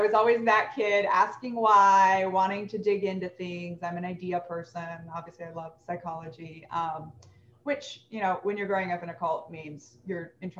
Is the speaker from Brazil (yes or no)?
yes; Brazil; also born or lived in Philippines / Japan / Peru / United States; I was born in the Philippines, lived in Japan briefly as a child, Peru briefly as a child, and then 10 years in Brazil. And then a little bit in the US and a little bit in Mexico after that.